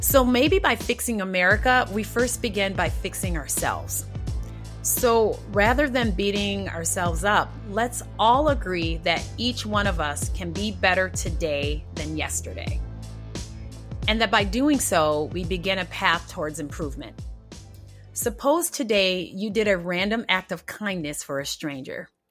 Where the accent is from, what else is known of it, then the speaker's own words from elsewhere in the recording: Rochester, New York, United States; moved away; also born or lived in Minnesota; I was born in Rochester, New York, and my childhood was the stereotypical poor black experience